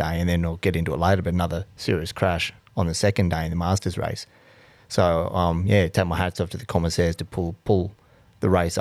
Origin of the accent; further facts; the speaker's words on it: Townsville, Queensland, Australia; moved away; I come from Townsville